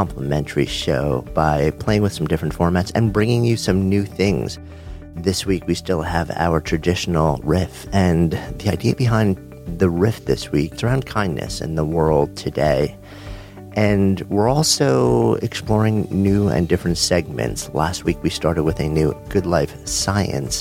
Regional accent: New York City, New York, United States; I'm a New Yorker

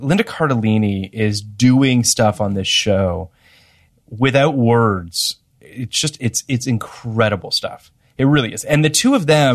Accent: Canada; moved away; I'm Canadian, so I can just go back to Canada.

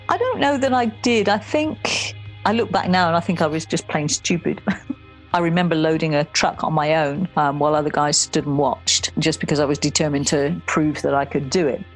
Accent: Somerset, South West England, United Kingdom; I grew up in Somerset

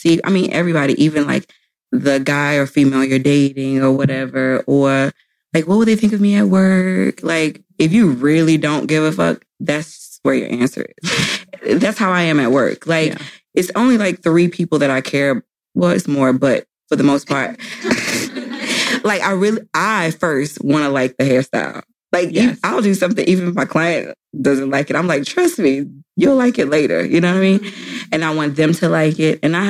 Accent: St. Petersburg, Florida, United States; I was born in St. Petersburg, Florida

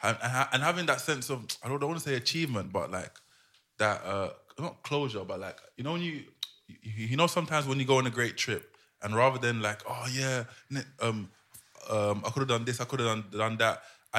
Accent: Ghana; Oh, by the way, ladies and gentlemen, I came from Ghana.

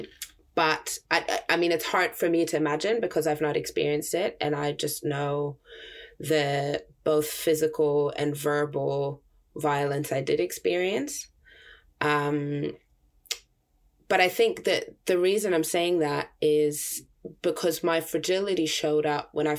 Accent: Germany; moved away; I grew up in Germany.

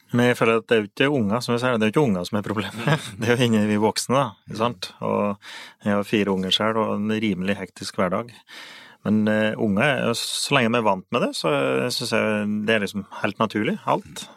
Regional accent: Finnskogen, Innlandet, Norway; så har vi på Finnskogen så har vi noe som vi kaller motti

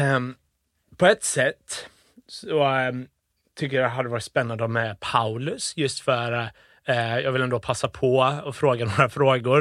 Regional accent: Gothenburg, Västra Götaland, Sweden; also born or lived in Uddevalla / Liverpool; när vi flyttade tillbaka till Sverige flyttade vi till Bildal ja. i Göteborg

